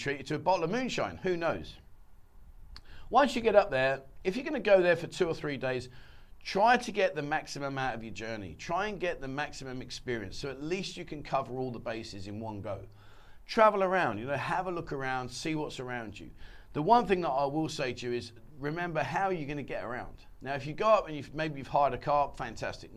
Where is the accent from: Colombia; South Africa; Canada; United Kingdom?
United Kingdom; England; moved away as an adult; now in Pattaya, Thailand; I came from England